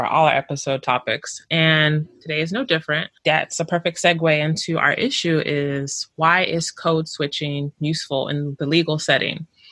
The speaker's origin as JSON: {"language": "English", "town": "Houston", "region": "Texas", "country": "United States", "said": "from Houston, Texas, the greatest city, H-Town"}